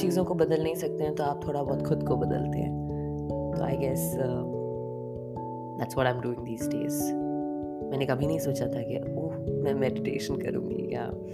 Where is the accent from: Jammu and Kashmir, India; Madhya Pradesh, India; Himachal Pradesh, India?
Madhya Pradesh, India; Bhopal; now in Dubai, United Arab Emirates; मैं भोपाल से हूँ